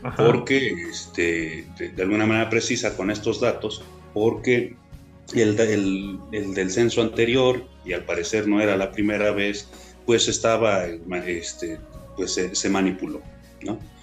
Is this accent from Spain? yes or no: no; Mexico; somos muchos los mexicanos